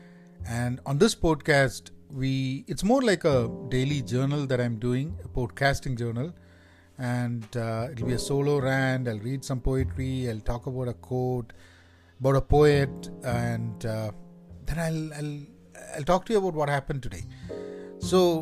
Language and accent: English; Kerala, India; moved away; I'm from Kerala